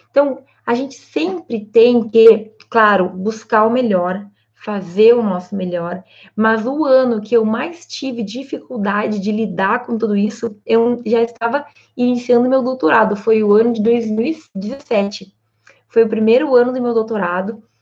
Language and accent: Portuguese; Santa Maria, Rio Grande do Sul, Brazil; vocês sabem que eu sou de Santa Maria, no Rio Grande do Sul.